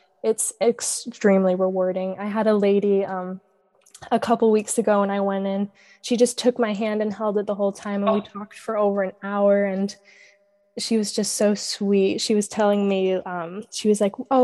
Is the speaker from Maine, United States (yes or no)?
yes; Maine, United States; that's a beach that I've grown up going to because I've lived in the same small town my entire life